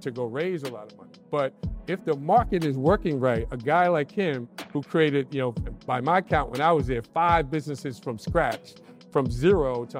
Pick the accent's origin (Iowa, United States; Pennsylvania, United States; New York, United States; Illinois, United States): New York, United States; New York City; I grew up in the Bronx